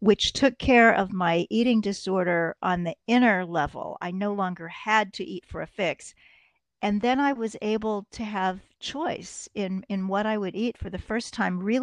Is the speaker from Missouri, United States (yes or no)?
yes; Kansas City, Missouri, United States; now in New York City, United States; Kansas City, Missouri, the heart of America